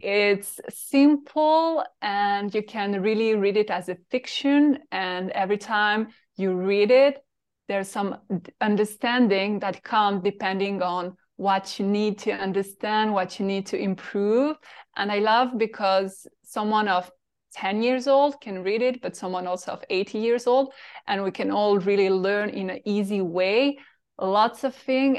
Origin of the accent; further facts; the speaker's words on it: Paris, Île-de-France, France; English is a second language; moved away as an adult; I'm French from Paris, and I grew in this little town, as you know, very boring